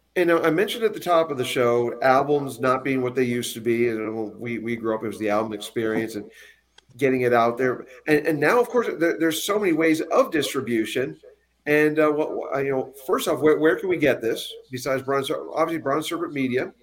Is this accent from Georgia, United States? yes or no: no; Pennsylvania, United States; now in Arizona, United States; I'm from Pennsylvania